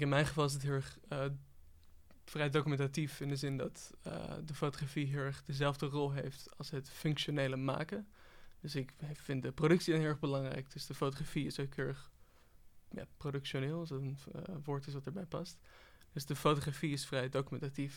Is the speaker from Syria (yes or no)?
no; Netherlands; als Nederlander